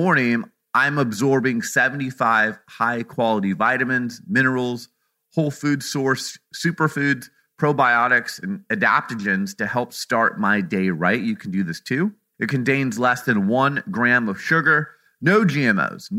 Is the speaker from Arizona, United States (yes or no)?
yes; Phoenix, Arizona, United States; my hometown of Phoenix, Arizona